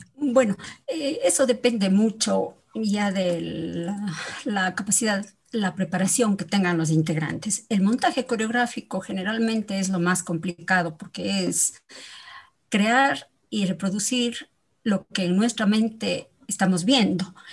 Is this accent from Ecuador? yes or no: yes; Ecuador; nosotros como ecuatorianos